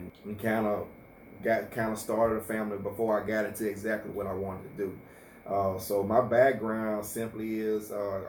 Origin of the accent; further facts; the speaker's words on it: Monroe, Louisiana, United States; I grew up here in Monroe. Monroe is my home. In the Booker T community, wonderful parents growing up. I graduated from Carroll High School in Monroe in 92